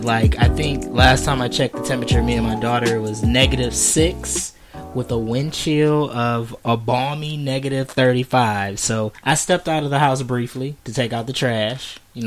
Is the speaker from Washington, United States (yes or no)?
no; Detroit, Michigan, United States; First of all, we're from Detroit.